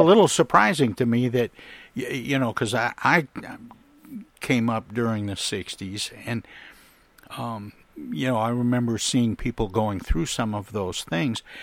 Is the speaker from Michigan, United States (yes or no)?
yes; Flint, Michigan, United States; my hometown of Flint, Michigan